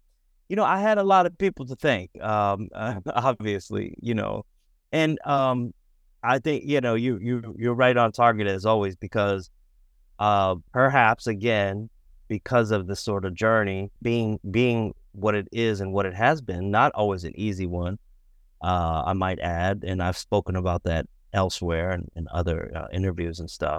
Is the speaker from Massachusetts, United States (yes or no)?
yes; Boston, Massachusetts, United States; I grew up in Boston. Biracial in Boston.